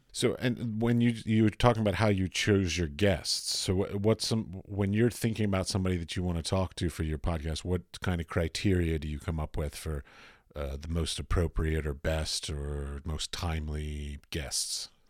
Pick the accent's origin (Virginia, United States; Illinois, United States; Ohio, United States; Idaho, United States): Virginia, United States; Arlington; I grew up in Arlington